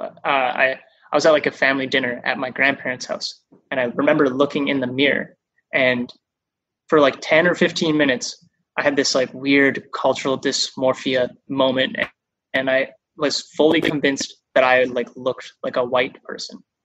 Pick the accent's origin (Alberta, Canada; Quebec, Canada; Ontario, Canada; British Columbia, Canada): British Columbia, Canada; Vancouver; also born or lived in Japan; now in Toronto, Canada; I grew up in Vancouver and, you know, grew up in like a white suburban community mostly